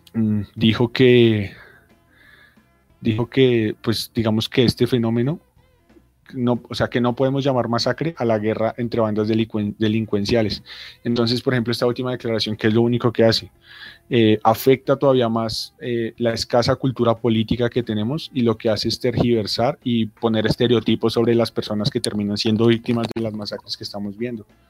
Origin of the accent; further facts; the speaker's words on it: Colombia; como colombianos